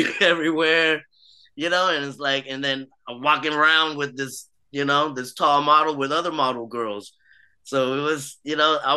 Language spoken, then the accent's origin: English; United States; also born or lived in Vietnam; I grew up in the States. I grew up here all my life